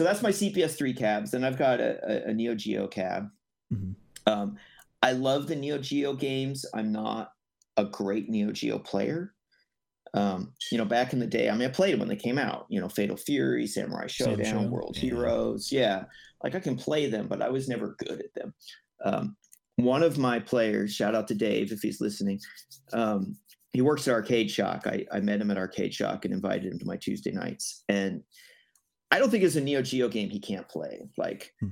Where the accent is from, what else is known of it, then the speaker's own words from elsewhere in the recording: Northern California, United States; I'm from Northern California originally.